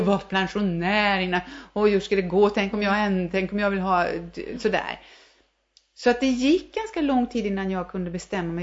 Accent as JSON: {"language": "Swedish", "region": "Värmland", "country": "Sweden", "also_born_or_lived": "New York", "said": "vi är ju värmlänningar"}